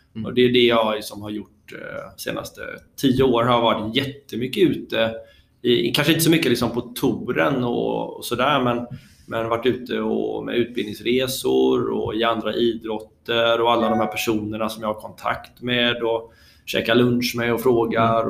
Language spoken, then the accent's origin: Swedish; Bollebygd, Västra Götaland, Sweden; also born or lived in Gothenburg; i Bollebygd där jag är uppvuxen